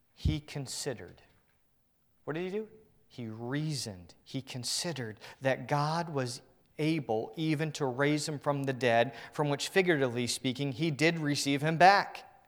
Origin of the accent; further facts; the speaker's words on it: Northern Virginia, United States; I'm from the Northern Virginia area.